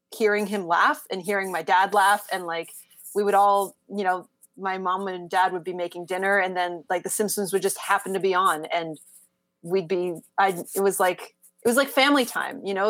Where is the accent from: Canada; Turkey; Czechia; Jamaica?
Canada; as a Canadian